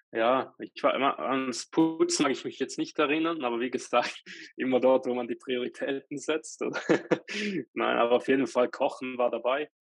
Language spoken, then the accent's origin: German; Switzerland